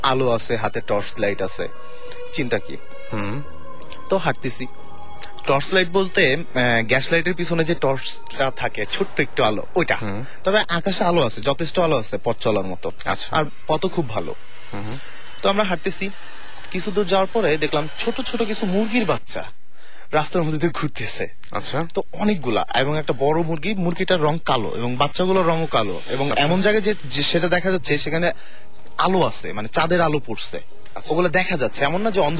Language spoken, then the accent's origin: Bangla; Mirpur, Dhaka Division, Bangladesh; আমি মিরপুর থেকে এসেছি